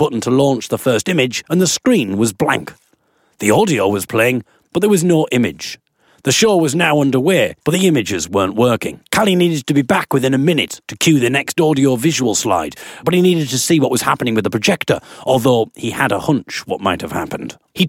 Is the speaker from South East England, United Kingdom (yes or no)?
no; Belfast, Northern Ireland, United Kingdom; accent: Belfast; my Belfast accent